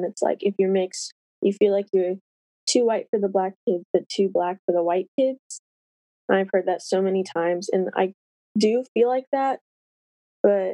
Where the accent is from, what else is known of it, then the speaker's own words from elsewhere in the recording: St. Louis, Missouri, United States; I'm from the St. Louis area in Missouri